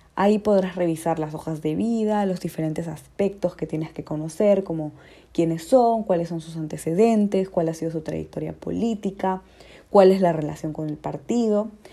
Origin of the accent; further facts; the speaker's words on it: Peru; como peruanos